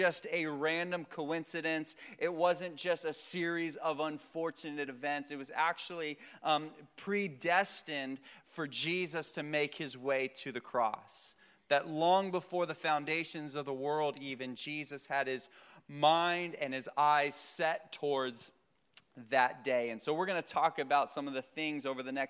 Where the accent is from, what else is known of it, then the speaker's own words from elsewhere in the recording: Vero Beach, Florida, United States; I grew up here in Vero